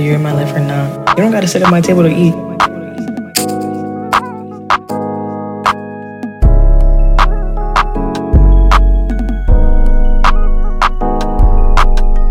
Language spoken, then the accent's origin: English; New York, United States; New York is my hometown. It's where I reside, where I'm at all the time